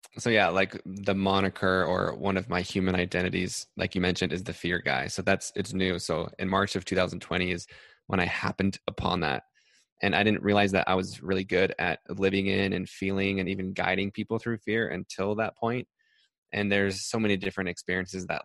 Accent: Salt Lake City, Utah, United States; moved away; I'm from Salt Lake City

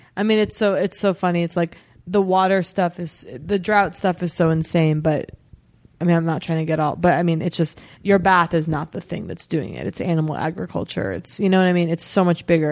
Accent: United States; that's my hometown.

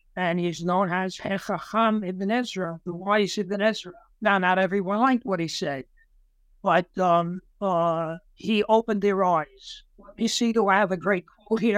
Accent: New York City, New York, United States; I grew up in Brooklyn, New York, in a neighborhood known as Brownsville, which was a Jewish neighborhood.

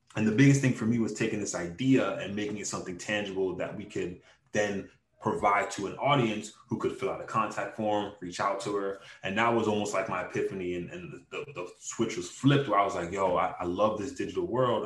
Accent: Hollywood, Florida, United States; also born or lived in Brooklyn, New York; I've lived in Hollywood, Florida for the majority of my life, man. I'm pretty much a Floridian. And I just grew up down here

